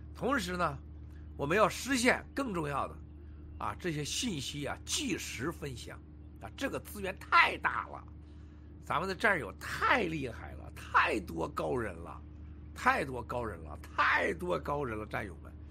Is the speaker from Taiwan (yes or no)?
no; China; 我们中国人